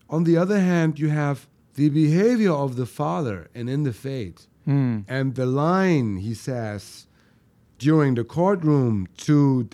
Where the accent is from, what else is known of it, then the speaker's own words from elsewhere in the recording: Germany; Well, I was born and raised in Germany.